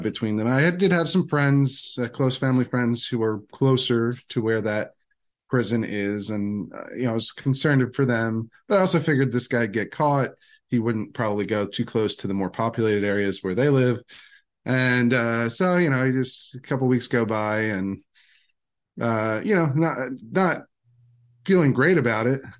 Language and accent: English; Downingtown, Pennsylvania, United States; now in Virginia, United States; I grew up in, in Downingtown, Pennsylvania